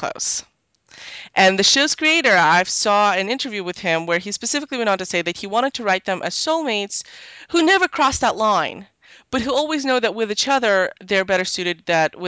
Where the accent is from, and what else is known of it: Canada